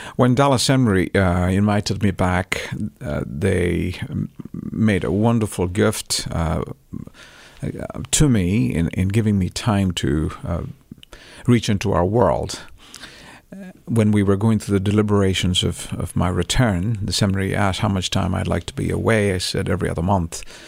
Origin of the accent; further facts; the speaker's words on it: Chennai, Tamil Nadu, India; moved away; I grew up in Chennai